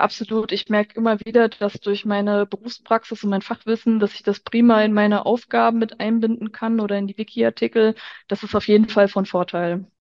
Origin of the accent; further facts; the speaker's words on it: Hofgeismar, Hesse, Germany; moved away as an adult; also born or lived in Frankfurt; ich bin kürzlich von Frankfurt zurück in meine Heimat nach Hofgeismar gezogen